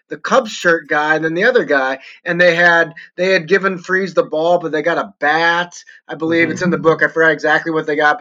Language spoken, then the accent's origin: English; St. Louis, Missouri, United States; moved away as an adult; now in Denver, United States; when I came back to St. Louis, my hometown